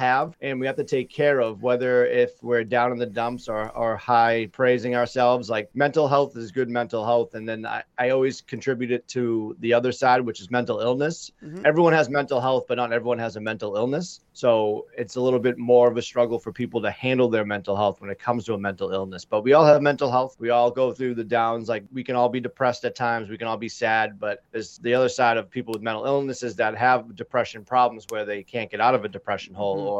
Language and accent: English; just south of Boston, Massachusetts, United States; I hail from Massachusetts, just south of Boston.